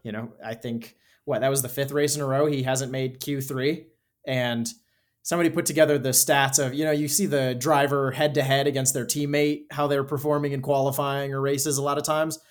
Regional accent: United States; as an American

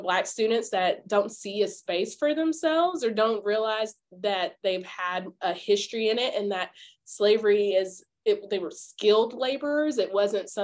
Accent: Memphis, Tennessee, United States; moved away as an adult; I grew up in Memphis and I didn't grow up around a farm

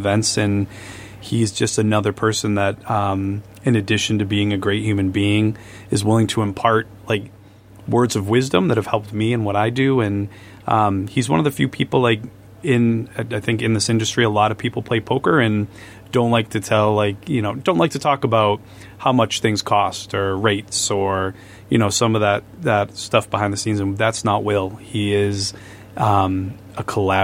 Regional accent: Wachusett region, Central Massachusetts, United States; moved away; also born or lived in South Shore, Massachusetts; we're both originally from Central Mass, from the Wachusett region

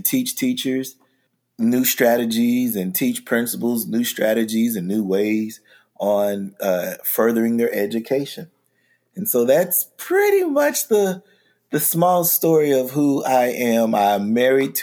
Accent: Oklahoma City, Oklahoma, United States; I am an educator from Oklahoma City, Oklahoma

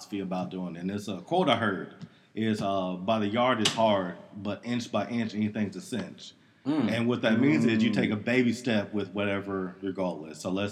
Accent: Louisiana, United States; I'm from Louisiana

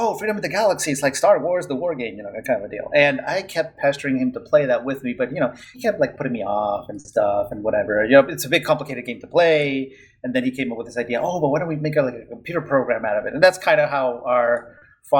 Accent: Venezuela; English is a second language; moved away as an adult; also born or lived in Philadelphia, United States; I'm originally from Venezuela

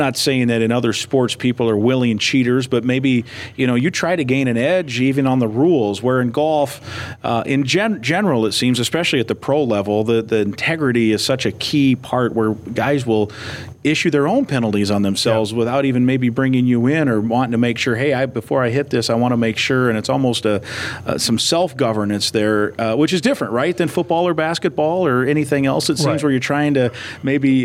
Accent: Iowa, United States; now in Minnesota, United States; I grew up in Iowa

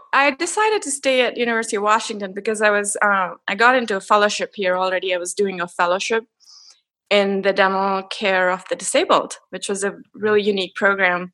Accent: India; moved away as an adult; I grew up in India

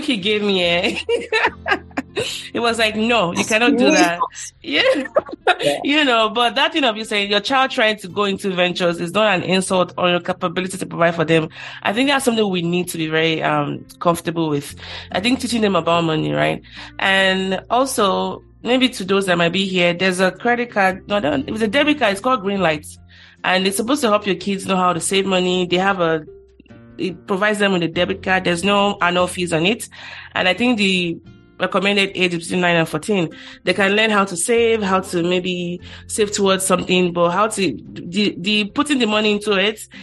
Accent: Ikorodu, Lagos, Nigeria; I'm from Ikorodu

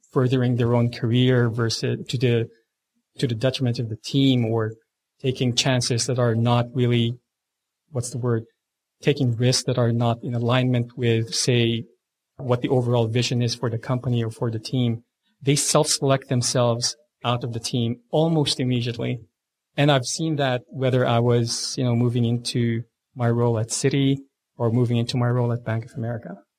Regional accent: Philippines; now in Australia; I was born and raised in the Philippines

